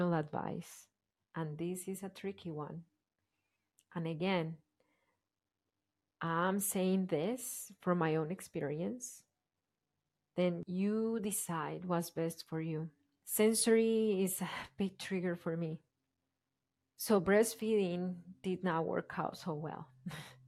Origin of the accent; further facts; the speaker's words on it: Colombia; moved away; I grew up in Colombia in a family, my parents, but the way I was raised, my dad was working a lot